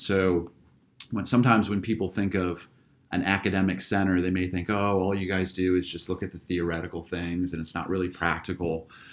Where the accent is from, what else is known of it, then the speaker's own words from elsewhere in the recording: just outside of Akron, Northeast Ohio, United States; also born or lived in Pennsylvania; I'm, uh, native Ohioan. I grew up in Northeast Ohio, just outside of Akron